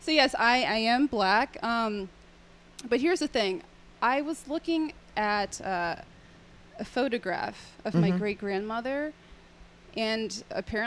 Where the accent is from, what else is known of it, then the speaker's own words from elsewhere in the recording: Florida, United States; I'm from Florida